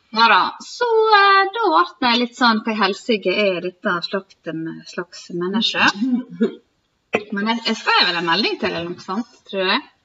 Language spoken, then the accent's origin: Norwegian; Sykkylven, Møre og Romsdal, Norway; moved away as an adult; also born or lived in Volda; vi kommer fra Sykkylven, Møbelbygda